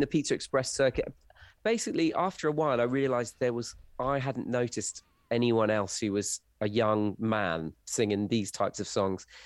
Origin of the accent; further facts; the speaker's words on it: rural Wiltshire, South West England, United Kingdom; also born or lived in Essex; I grew up in rural Wiltshire